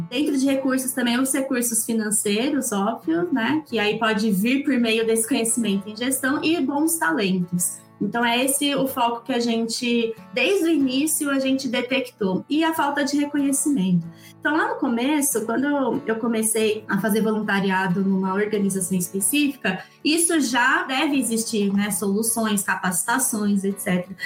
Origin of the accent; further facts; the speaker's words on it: Campinas, São Paulo, Brazil; Eu sou de Campinas